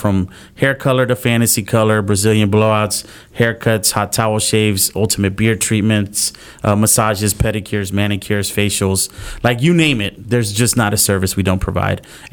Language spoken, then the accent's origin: English; Miami, Florida, United States; also born or lived in Houston area, Texas; now in Clear Lake, Houston, United States; I'm originally from Miami